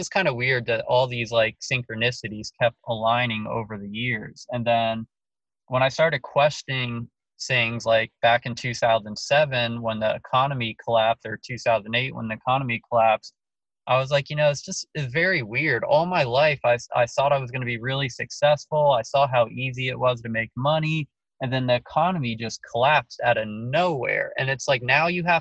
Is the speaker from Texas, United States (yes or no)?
no; Laurence Harbor, New Jersey, United States; I'm from New Jersey, New York, New Jersey. I was in seventh grade when it happened. Where I lived is Lawrence Harbor, New Jersey